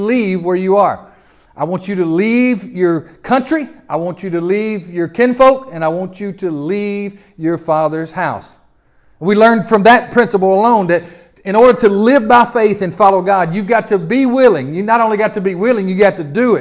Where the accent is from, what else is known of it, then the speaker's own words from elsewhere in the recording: Memphis, Tennessee, United States; I'm from Memphis.